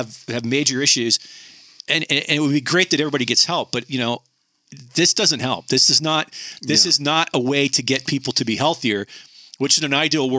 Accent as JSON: {"language": "English", "country": "Canada", "tie": "born or raised there", "said": "I grew up in Canada"}